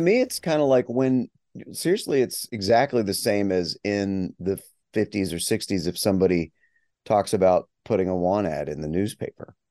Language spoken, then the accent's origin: English; West Virginia, United States; moved away as an adult; I'm a long time gone from my hometown of s, the small little town in West Virginia.